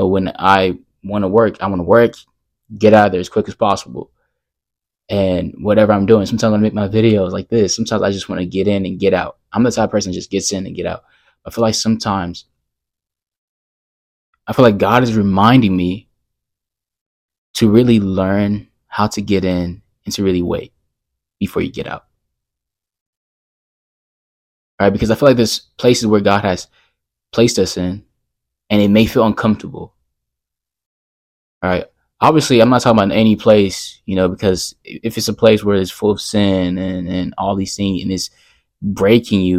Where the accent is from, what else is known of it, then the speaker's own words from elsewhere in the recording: Texas, United States; I'm from Texas